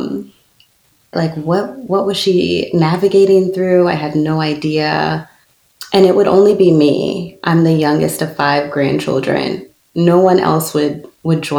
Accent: Charlotte, North Carolina, United States; It was a small black church in Charlotte, North Carolina, where I grew up

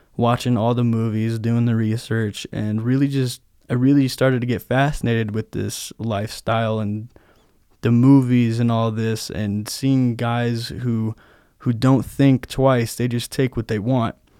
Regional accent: Brighton, Michigan, United States; I come from Brighton, Michigan, not too far outside of East Lansing

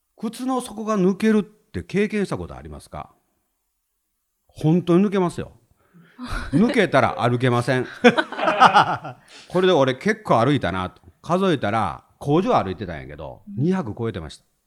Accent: Himeji, Hyogo, Japan; 兵庫県の姫路市っていうところ出身なんですね

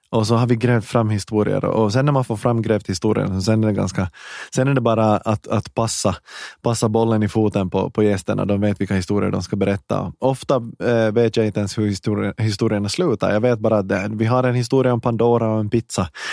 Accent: Ekenäs, Uusimaa, Finland; accent: Finland Swedish; moved away as an adult; also born or lived in Hanko / Vaasa / Helsinki / Stockholm; jag är född i Hange står det på Wikipedia och i mitt pass, men jag är uppvuxen i i Ekenäs. Jag flyttade dit när jag var några år gammal

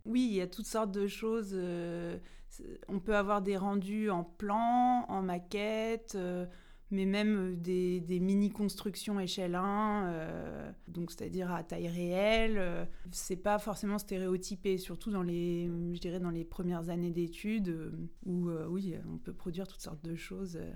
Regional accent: Rouen, Normandy, France; je viens de Rouen

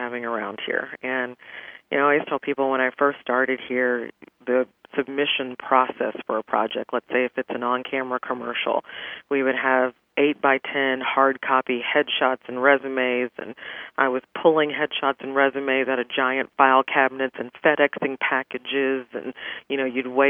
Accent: Houston, Texas, United States; born or raised there

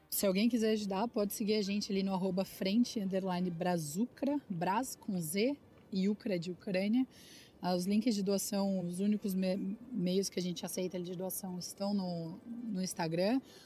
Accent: Brazil; nós, como brasileiros

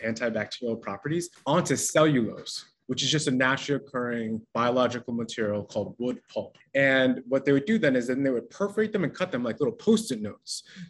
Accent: New York City, New York, United States; So I'm a first generation Trinidadian Chinese. I grew up in Jamaica, Queens in the late 80s and early 90s.

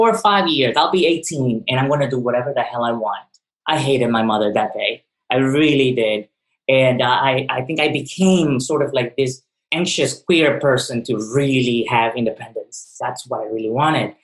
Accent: Ecuador; now in New York, United States; I was born in Ecuador in the early 80s

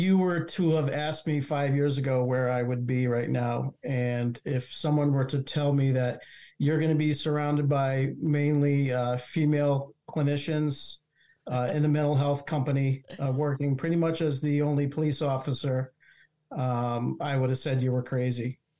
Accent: Massachusetts, United States; also born or lived in Vermont; now in New Hampshire, United States; I am originally from Massachusetts by way of Vermont for a few years and then back to New Hampshire

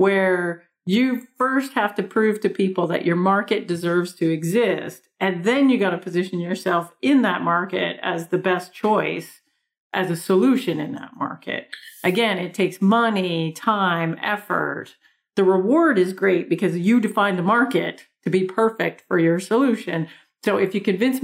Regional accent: Canada; accent: big Canadian accent; moved away; also born or lived in New York; I have this big Canadian accent

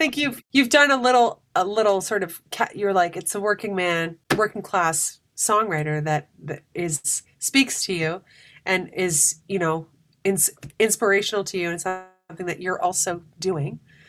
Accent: North Bay, Ontario, Canada; I grew up in North Bay, Ontario for most of my life.

